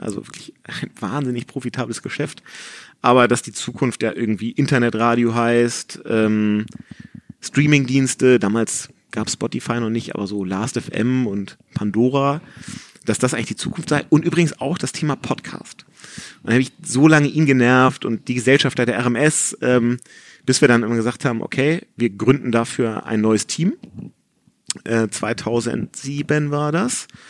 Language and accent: German; Hamburg, Germany; in Hamburg-Rissen, wo ich aufgewachsen bin